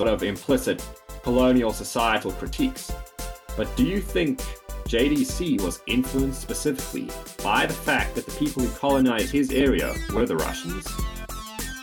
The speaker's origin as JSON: {"language": "English", "country": "South Africa", "said": "I am from South Africa"}